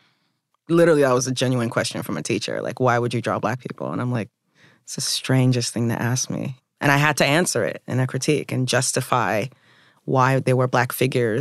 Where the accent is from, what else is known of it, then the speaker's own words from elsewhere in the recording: the South, United States; I was also from the South.